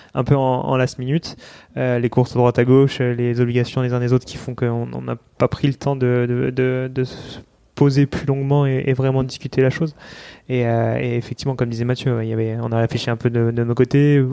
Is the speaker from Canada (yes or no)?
no; New Caledonia; moved away; je suis calédonien, donc euh, je rentre en Calédonie pour ça